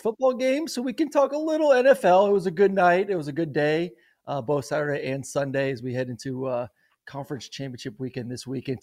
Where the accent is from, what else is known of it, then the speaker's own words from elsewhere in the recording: Tampa, Florida, United States; now in Atlanta, United States; I grew up in Tampa